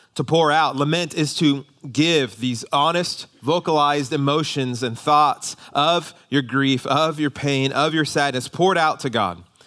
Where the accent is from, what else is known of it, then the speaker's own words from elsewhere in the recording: United States; we as American Christians